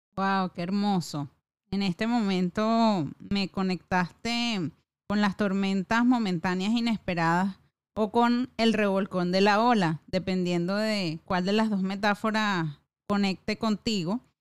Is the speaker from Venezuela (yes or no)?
yes; Venezuela; como venezolana